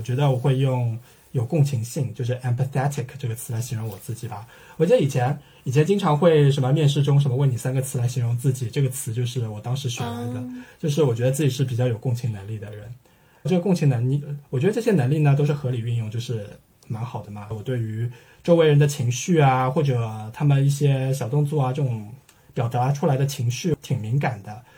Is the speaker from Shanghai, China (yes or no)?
yes; Shanghai, China; also born or lived in Birmingham, United Kingdom / Italy; 在上海从小长大的人